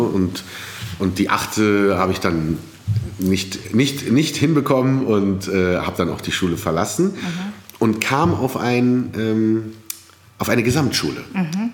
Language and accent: German; Berlin, Germany; dass ich in Berlin groß werde und nicht in Kairo